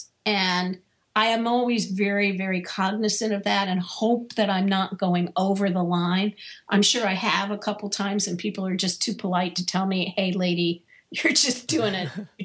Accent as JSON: {"language": "English", "town": "Washington", "region": "District of Columbia", "country": "United States", "tie": "born or raised there", "also_born_or_lived": "Chicago", "moved": "as an adult", "said": "I moved from Washington, D.C., where I had grown up and was working, to Chicago"}